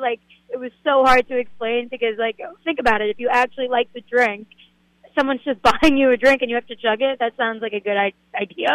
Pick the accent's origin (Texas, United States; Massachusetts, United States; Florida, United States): Massachusetts, United States; Boston; moved away; I'm from Boston